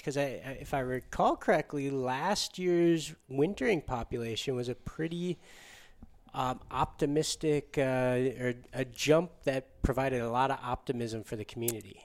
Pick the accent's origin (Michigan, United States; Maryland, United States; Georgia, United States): Michigan, United States; Upper Peninsula of; I grew up in the Upper Peninsula of Michigan